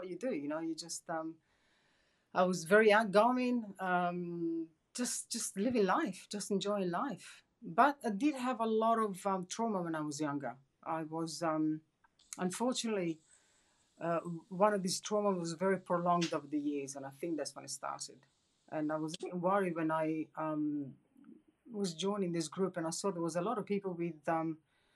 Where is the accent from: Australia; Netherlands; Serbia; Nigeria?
Australia; Perth, Western Australia; I'm from Perth, sunny Perth in Western Australia.